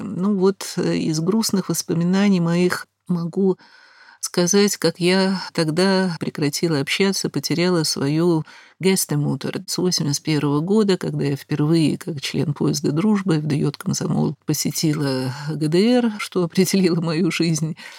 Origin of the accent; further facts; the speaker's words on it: Moscow, Russia; слыша мой акцент, естественно, спросив, откуда я, из Москвы, из Советского Союза